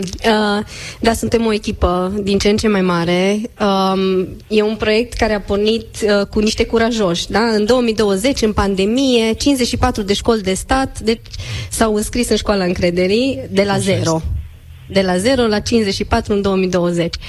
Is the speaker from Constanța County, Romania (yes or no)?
no; Cluj-Napoca, Cluj County, Romania; eu sunt de la Cluj, sunt mai înceată